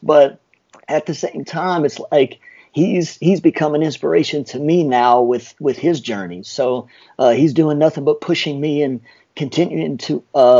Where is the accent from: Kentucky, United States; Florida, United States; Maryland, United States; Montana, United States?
Kentucky, United States; Lexington; moved away as an adult; now in Atlanta, United States; I grew up in Lexington, Kentucky. I now reside in Atlanta, Georgia.